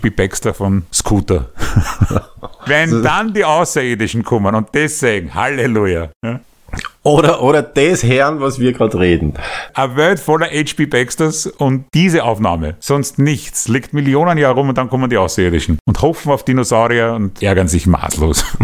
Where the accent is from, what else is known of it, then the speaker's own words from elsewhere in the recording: Austria; Der hat uns gut stehen eigentlich als Österreicher.